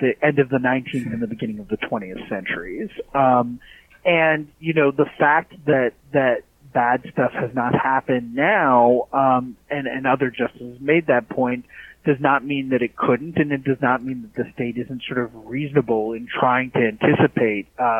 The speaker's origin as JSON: {"language": "English", "town": "Minneapolis", "region": "Minnesota", "country": "United States", "said": "I'm from the Twin Cities, actually. I'm from Minnesota"}